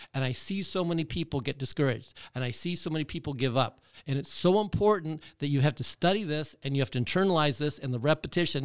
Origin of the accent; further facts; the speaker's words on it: Michigan, United States; I grew up in Michigan